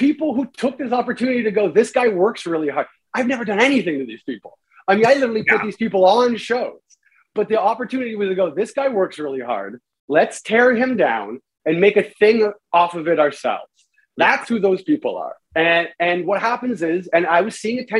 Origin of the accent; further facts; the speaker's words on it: Canada; I'm a Canadian